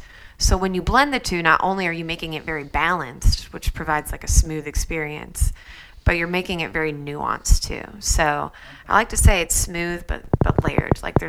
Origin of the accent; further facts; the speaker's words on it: Peoria, Illinois, United States; Peoria, Illinois.